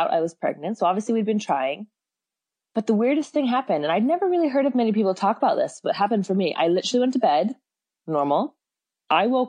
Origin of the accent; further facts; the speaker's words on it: San Francisco, California, United States; now in Auckland, New Zealand; I'm from San Francisco originally, but I've been in New Zealand for like 20 years